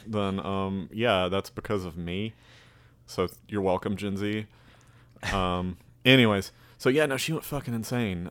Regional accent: Alabama, United States; accent: Southern drawl; I'm from Alabama, they're like, "You don't sound like it."

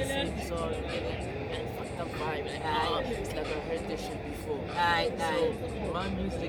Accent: Kanana, Klerksdorp, North West, South Africa; I'm from a place called Kanana, Rami Reach K9.

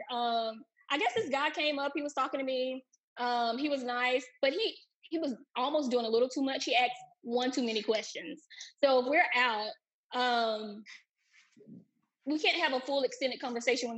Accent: South Carolina, United States; also born or lived in Atlanta, Georgia; now in Maryland, United States; I'm from South Carolina, but I moved from Atlanta

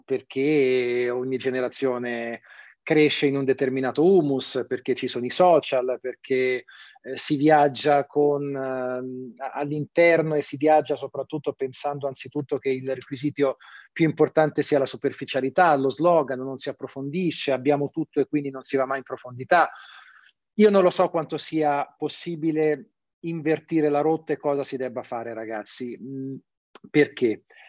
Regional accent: Tuscany, Italy; Io sono toscano

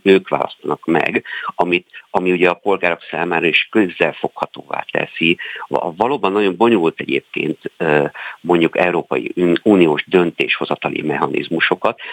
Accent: Sopron, Győr-Moson-Sopron, Hungary; én ugye Soproni vagyok, tehát nálunk a határszélen

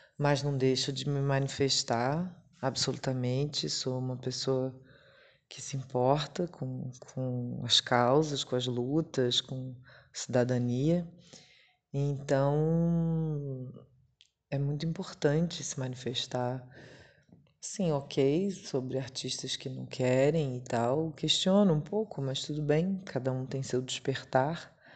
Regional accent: Rio de Janeiro, Brazil; minha família vai, porque eu sou do Rio

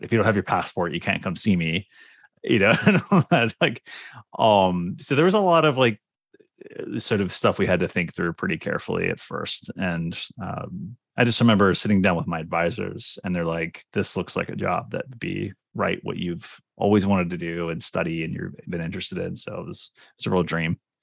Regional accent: Cincinnati, Ohio, United States; moved away as an adult; now in Toronto, Canada; I'm from, uh, Cincinnati, Ohio, actually. So I um, did all of my schooling there from basically, you know, kindergarten to P H D

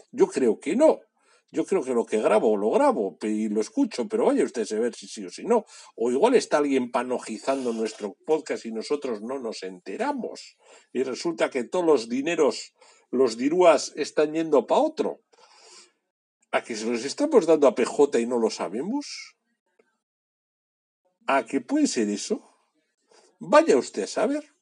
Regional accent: Bilbao, Basque Country, Spain; o que llamamos a Moncloa, porque somos de Bilbao y aquí podemos llamar a Moncloa.

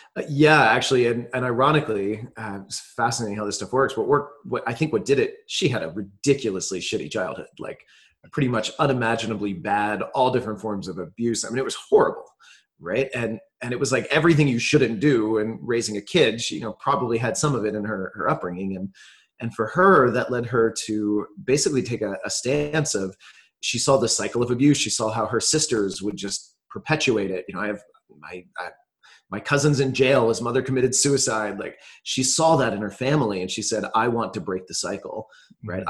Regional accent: New Jersey, United States; now in Austin, United States; I grew up mostly on the East Coast in um, a few different places, but mostly New Jersey for most of my childhood

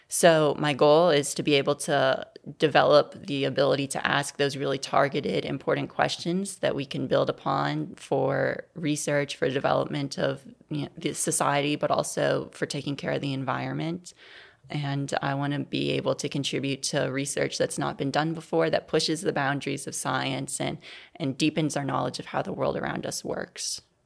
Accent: New Orleans, Louisiana, United States; growing up in New Orleans, I went to public schools there

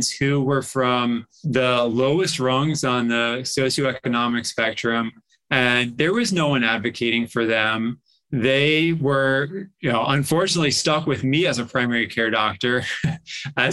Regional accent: Massachusetts, United States; also born or lived in Mexico / Stanford, California; I grew up in Massachusetts.

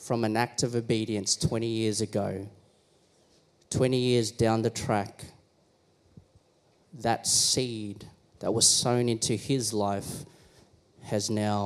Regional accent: Philippines; I am Filipino

